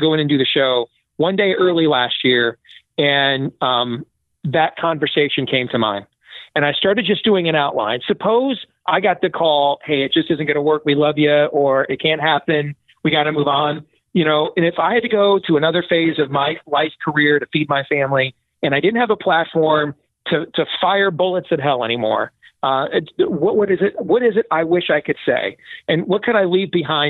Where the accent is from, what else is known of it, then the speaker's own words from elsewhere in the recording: Iowa, United States; here in my home state of Iowa